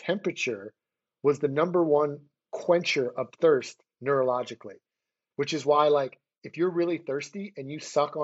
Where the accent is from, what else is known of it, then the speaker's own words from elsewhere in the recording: Philadelphia, Pennsylvania, United States; moved away; I moved back to my hometown of Philadelphia